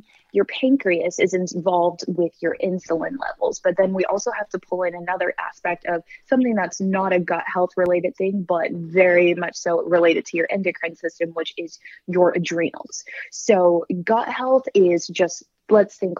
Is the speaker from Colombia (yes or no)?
no; Michigan, United States; I'm from the Midwest. I'm from Michigan.